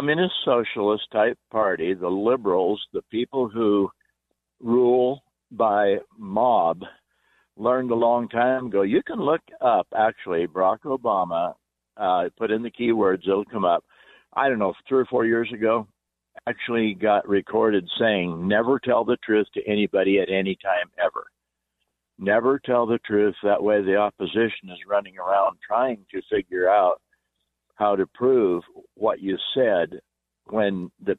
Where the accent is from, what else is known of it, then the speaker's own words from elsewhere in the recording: Wyoming, United States; I'm actually from Wyoming.